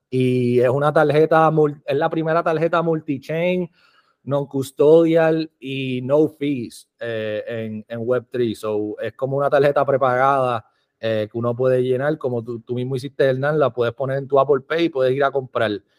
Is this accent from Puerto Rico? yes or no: yes; Puerto Rico; now in Las Vegas, United States; nací en Puerto Rico, vivo aquí en Las Vegas